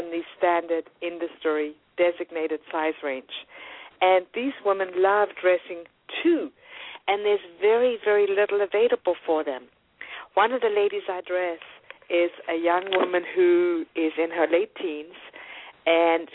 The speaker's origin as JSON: {"language": "English", "country": "South Africa", "tie": "born or raised there", "also_born_or_lived": "New York", "moved": "yes", "lives_now": "United States"}